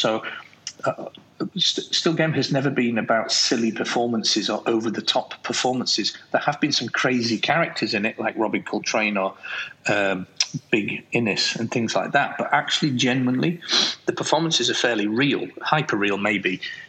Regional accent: England, United Kingdom; accent: English; you said about my English accent earlier on.

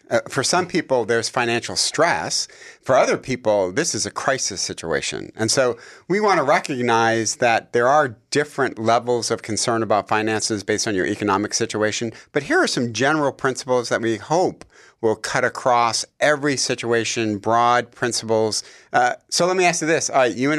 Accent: Detroit, Michigan, United States; we grew up in Detroit. My dad was a factory worker for General Motors.

